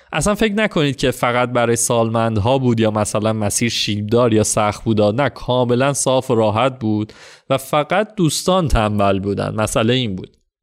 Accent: Iran; اهل کجایی و تا گفتم ایران

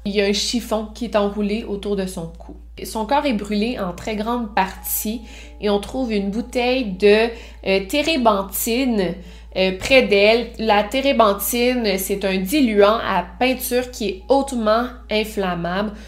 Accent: Quebec City, Quebec, Canada; je viens de la ville de Québec

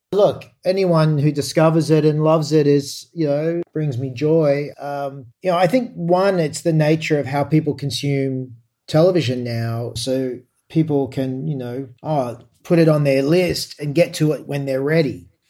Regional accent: Australia; as an Australian

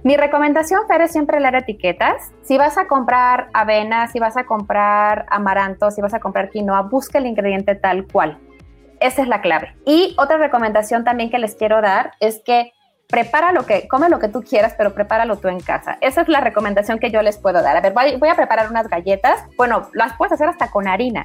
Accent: Mexico; como, como mexicanos

